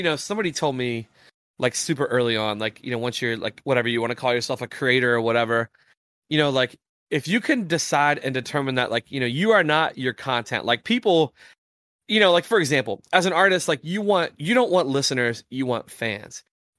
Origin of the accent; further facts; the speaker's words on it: West Virginia, United States; And like, in at least the town I grew up in Southern West Virginia, if West Virginia was playing, like, you could walk outside your house and there's no cars moving.